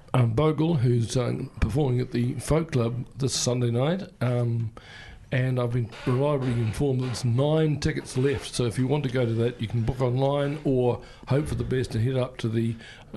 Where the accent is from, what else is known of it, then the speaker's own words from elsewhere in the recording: Peebles, Scotland, United Kingdom; Yeah, I come from Australia, mate. I'm from Peebles.